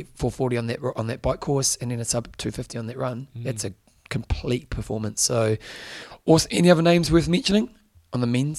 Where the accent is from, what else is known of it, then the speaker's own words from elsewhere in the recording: New Zealand; I wanted a Kiwi to win it, being a Kiwi.